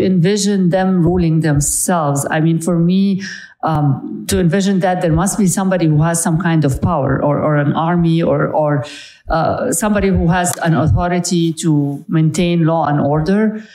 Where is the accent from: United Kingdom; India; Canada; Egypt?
Egypt; moved away; I'm actually from Egypt.